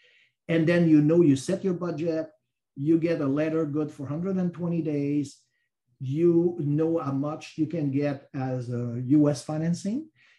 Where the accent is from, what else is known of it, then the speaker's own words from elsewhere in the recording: Canada; moved away as an adult; also born or lived in South Florida; now in Florida, United States; So I'm Canadian. I've been with RBC, like I said, 40 years, but I've been here for 22 years.